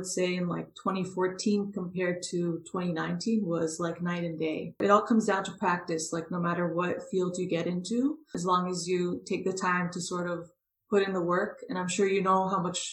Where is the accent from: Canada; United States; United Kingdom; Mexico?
Canada; Toronto, Ontario; I grew up in Toronto, Canada